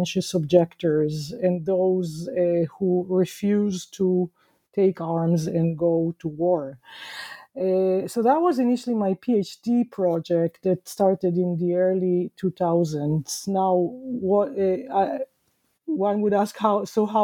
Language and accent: English; Israel; moved away as an adult; growing up in Israel in the 1970s and 1980s